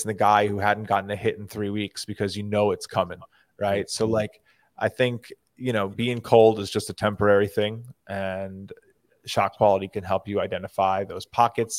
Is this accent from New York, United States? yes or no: yes; New York, United States; I'm a New Yorker.